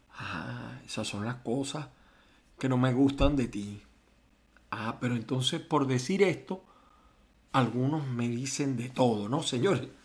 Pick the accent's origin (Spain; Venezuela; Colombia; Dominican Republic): Venezuela; moved away as an adult; yo mismo me fui de Venezuela